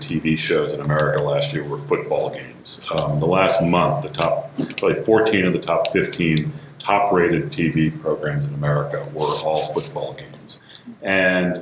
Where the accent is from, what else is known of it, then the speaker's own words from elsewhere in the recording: New England, United States; I grew up in New England.